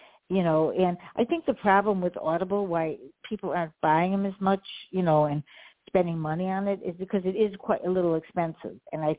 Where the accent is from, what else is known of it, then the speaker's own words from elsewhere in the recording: Chicago, Illinois, United States; You know, I grew up in Chicago.